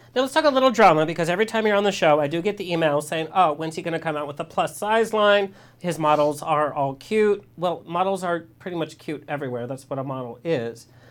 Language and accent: English; Orange County, California, United States; I was born and raised in Orange County